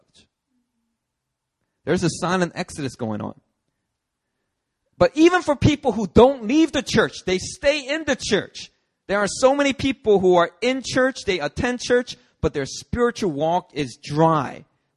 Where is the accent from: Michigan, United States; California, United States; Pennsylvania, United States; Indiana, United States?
Pennsylvania, United States; Philadelphia; I grew up in Philly.